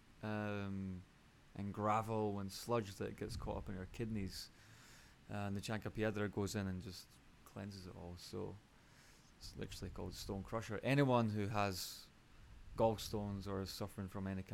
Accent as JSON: {"language": "English", "region": "Scotland", "country": "United Kingdom", "tie": "born or raised there", "moved": "as an adult", "lives_now": "Costa Rica", "said": "growing up in Scotland"}